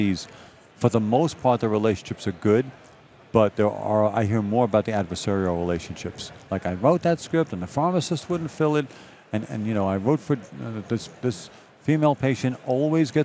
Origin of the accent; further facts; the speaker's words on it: New York City, New York, United States; moved away; I'm a boy from Brooklyn